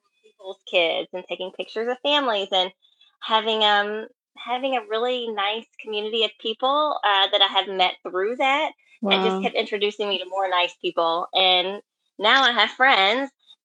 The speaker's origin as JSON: {"language": "English", "region": "Kentucky", "country": "United States", "also_born_or_lived": "Louisville, Kentucky", "moved": "as an adult", "lives_now": "Redmond, United States", "said": "I'm from Kentucky"}